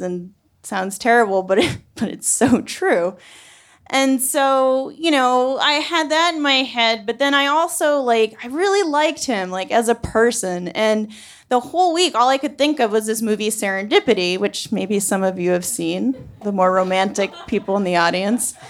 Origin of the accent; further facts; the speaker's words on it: New England, United States; I'm from New England